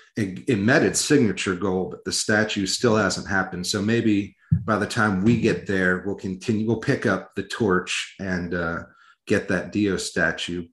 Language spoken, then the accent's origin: English; Iowa, United States; I was raised in Iowa though, so I my my accent is real fucked up.